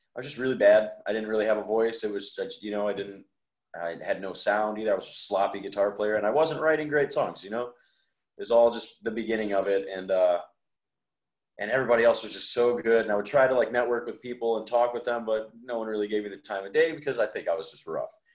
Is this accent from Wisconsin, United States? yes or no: yes; Wales, Wisconsin, United States; I grew up in Wales